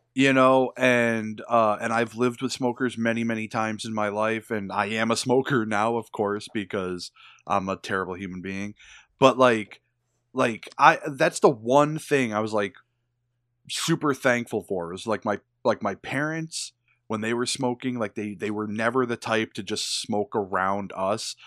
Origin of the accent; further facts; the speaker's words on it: United States; I'm an American